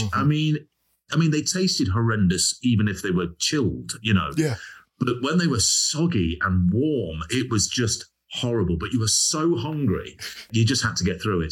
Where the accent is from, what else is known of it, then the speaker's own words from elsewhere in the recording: Leicester, East Midlands, United Kingdom; accent: regional accent; I couldn't pronounce my H's because I was from Leicester, and I had a sort of regional accent